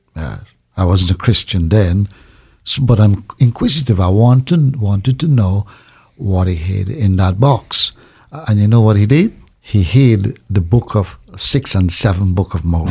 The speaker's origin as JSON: {"language": "English", "country": "Trinidad & Tobago", "tie": "born or raised there", "said": "I was born in Trinidad, in a small village"}